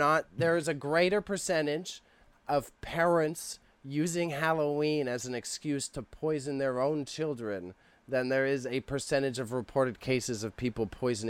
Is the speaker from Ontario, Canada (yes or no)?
yes; Toronto, Ontario, Canada; where I grew up in Scarborough is a very diverse area.